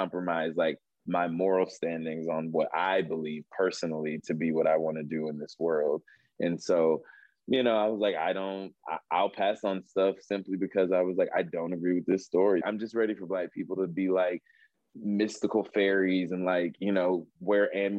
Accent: Southern United States, United States; I could outslave anybody in LA because I was from the South.

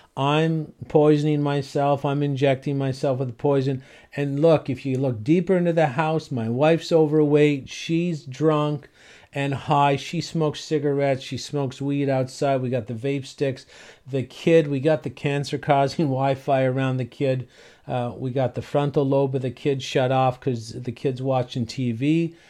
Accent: St. John's, Newfoundland and Labrador, Canada; moved away; I was from Saint John's, Newfoundland

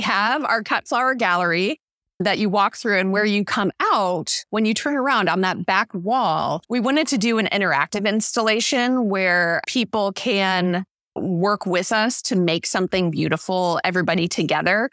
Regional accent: St. Louis, Missouri, United States; now in Skagit Valley, United States; I grew up in Missouri, in Saint Louis

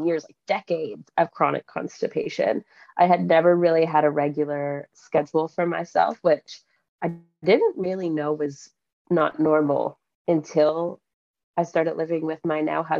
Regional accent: Canada; moved away as an adult; now in Western Australia, Australia; I am from Canada originally, but I live in Western Australia with my family.

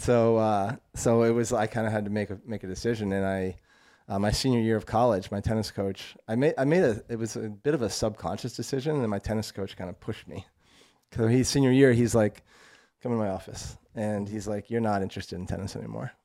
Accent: Vermont, United States; moved away as an adult; also born or lived in North Carolina / San Francisco / Denver; so I'm from Vermont. Grew up in very, very rural, like, small town Vermont.

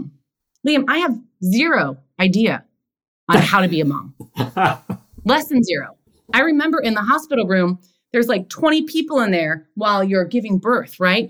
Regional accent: New York City, New York, United States; also born or lived in Los Angeles; now in New York, United States; I grew up in Queens.

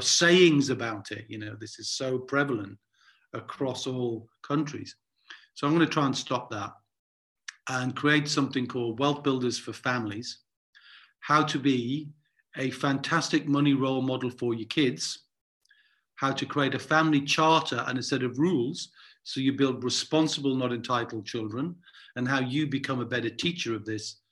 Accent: Newcastle upon Tyne, North East England, United Kingdom; growing up in Newcastle

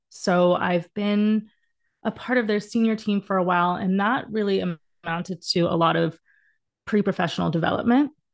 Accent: Dallas, Texas, United States; moved away as an adult; also born or lived in Indiana; now in Los Angeles, United States; I am from Dallas originally, but I've been in L A for the past fifteen years

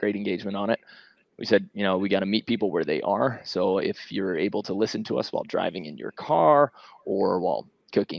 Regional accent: New York City, New York, United States; moved away; I'm from Queens

